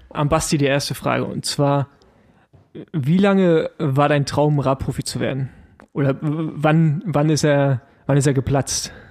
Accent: East Germany, Germany; ich als Ossi, weißt du, alles über Berlin heraus mit drei Autobahnen, überhaupt erstmal ein Flug.

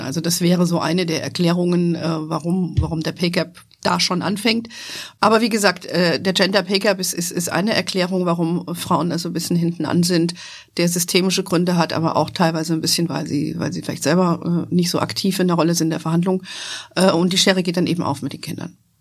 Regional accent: Hesse, Germany; moved away as an adult; also born or lived in United States / Frankfurt; mit dem Unternehmen zurück nach Deutschland zu gehen, nach Hessen in meine alte Heimat

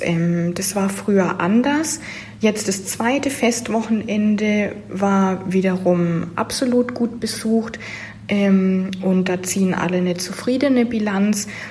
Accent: Nuremberg, Bavaria, Germany; moved away; Ich komme ursprünglich aus Nürnberg

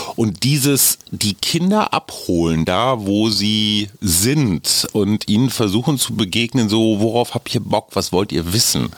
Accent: Münster, North Rhine-Westphalia, Germany; in meiner Heimatstadt Münster

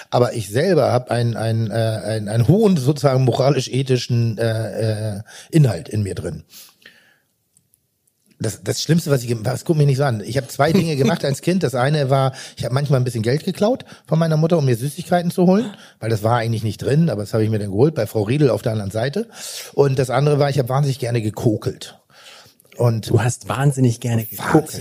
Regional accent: Rellingen, Schleswig-Holstein, Germany; Also ich bin ja Jahrgang 71, mit 77 in die Schule gegangen. Das war noch nicht so allgegenwärtig. Und komme aber aus einem kleinen Vorort von Pinneberg. Äh, äh, Relling heißt

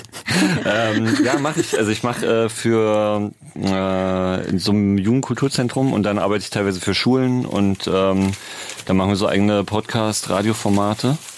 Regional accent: Berlin, Germany; wir kommen beide aus Prenzlauer Berg, sind da irgendwie entweder sogar, ne, geboren nicht, aber aufgewachsen

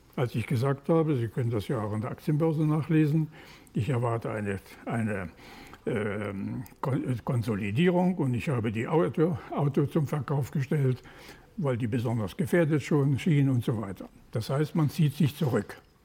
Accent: Ruhr area, North Rhine-Westphalia, Germany; Ich komme aus dem Ruhrgebiet

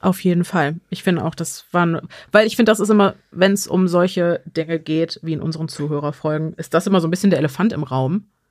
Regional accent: Germany; bei uns in Deutschland

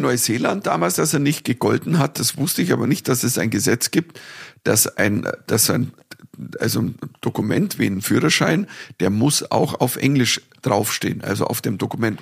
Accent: Dorfen, Bavaria, Germany; bei mir daheim gespielt, in Dorfen, in meiner Heimatstadt

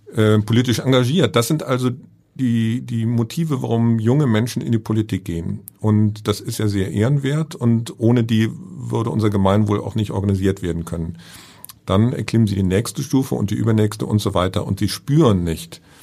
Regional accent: Bonn, North Rhine-Westphalia, Germany; bin gebürtiger Bonner

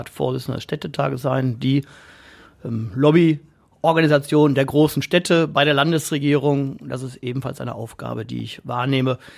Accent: Essen, North Rhine-Westphalia, Germany; ich bin Essener, ähm, durch und durch. Ähm, meine Kindheit habe ich in Borbeck verbracht.

